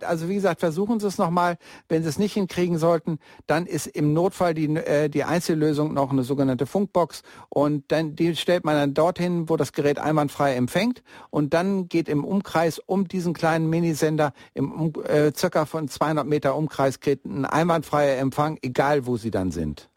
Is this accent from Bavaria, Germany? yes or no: no; Bielefeld, North Rhine-Westphalia, Germany; now in Munich, Germany; Also ich komme ja eigentlich aus Bielefeld und die Stadt am Teutoburger Wald. Und äh, aber bin schon seit 1977 in München